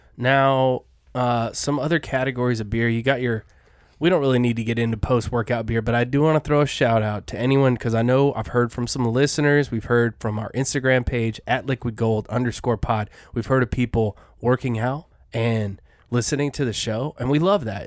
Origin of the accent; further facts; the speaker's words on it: Colorado, United States; now I'm from Colorado